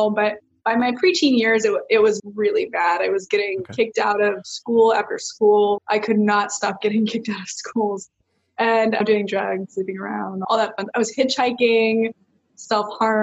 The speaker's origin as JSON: {"language": "English", "town": "Lake Forest", "region": "California", "country": "United States", "tie": "born or raised there", "also_born_or_lived": "Canada", "said": "we actually moved to California when I was like 5 or 6 years old. We're actually from Canada"}